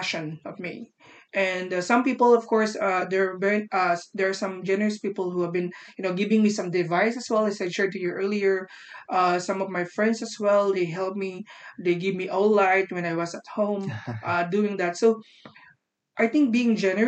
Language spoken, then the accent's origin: English; Philippines; I'm from the Philippines